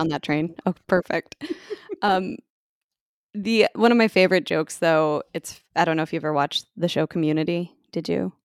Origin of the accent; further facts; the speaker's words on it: United States; being an American